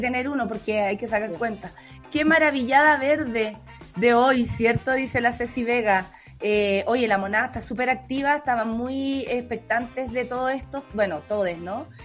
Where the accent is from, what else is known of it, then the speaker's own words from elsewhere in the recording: Chile; como sociedad, como chilenos, como país